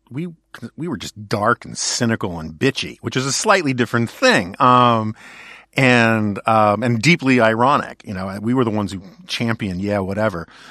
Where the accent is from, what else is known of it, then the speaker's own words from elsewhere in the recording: New York City, New York, United States; I grew up in New York City where I had a lot of options.